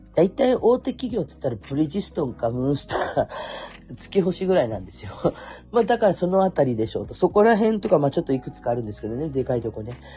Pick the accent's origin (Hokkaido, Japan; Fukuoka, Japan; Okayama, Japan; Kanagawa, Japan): Fukuoka, Japan; Kurume; accent: Kurume dialect; moved away; 生まれも育ちも久留米っ子